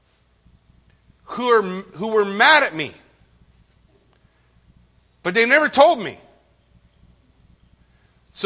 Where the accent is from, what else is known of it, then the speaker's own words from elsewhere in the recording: Yucaipa, California, United States; I grew up in Yucaipa